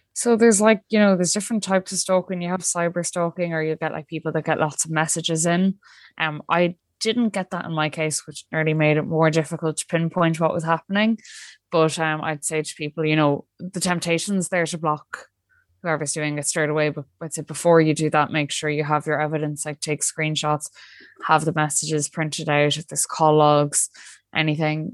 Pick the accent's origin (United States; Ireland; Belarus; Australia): Ireland; as Irish people